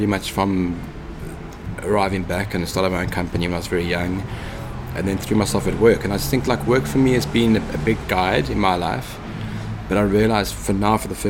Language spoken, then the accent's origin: English; Cape Town, Western Cape, South Africa; Grew up in Cape Town, learned to ride a BMX.